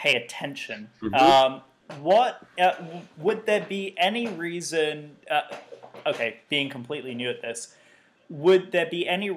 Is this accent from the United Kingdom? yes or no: yes; United Kingdom; I am a Brit.